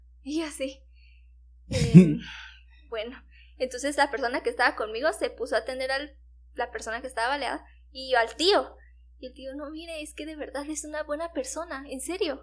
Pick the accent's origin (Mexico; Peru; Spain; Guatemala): Guatemala